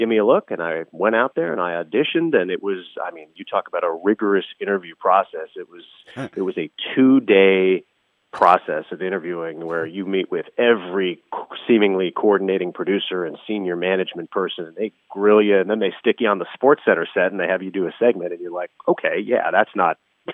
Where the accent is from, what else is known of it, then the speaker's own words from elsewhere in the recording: Los Angeles, California, United States; also born or lived in San Francisco Bay Area, United States; I grew up in Los Angeles